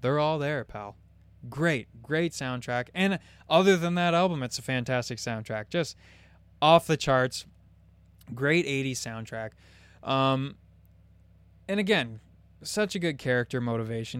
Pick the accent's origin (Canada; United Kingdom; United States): Canada; I'm Canadian.